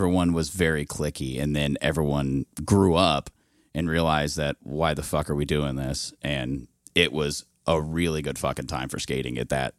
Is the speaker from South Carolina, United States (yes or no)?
no; Indianapolis, Indiana, United States; Yes, I'm from the west side of Indianapolis. I went to high school. I went to Ben Davis.